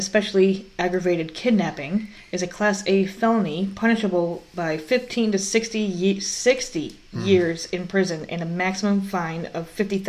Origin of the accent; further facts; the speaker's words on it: New York, United States; I'm from New York.